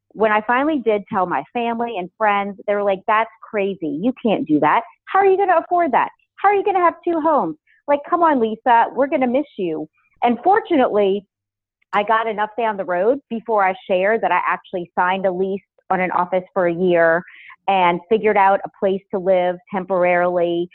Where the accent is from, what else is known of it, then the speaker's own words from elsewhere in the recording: New Orleans, Louisiana, United States; moved away as an adult; also born or lived in Los Angeles; to come out to Los Angeles from being born and raised in New Orleans